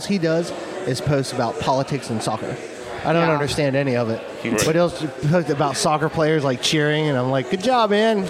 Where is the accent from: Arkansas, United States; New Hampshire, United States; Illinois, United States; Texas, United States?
New Hampshire, United States; Manchester; born there; accent: New England; I was born in Manchester too. {S8} Nope. {S1} New Hampshire.